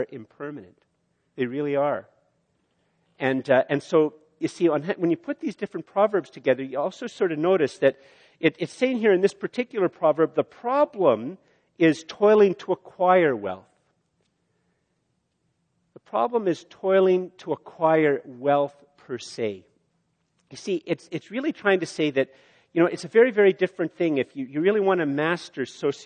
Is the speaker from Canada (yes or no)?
yes; Canada; as a Canadian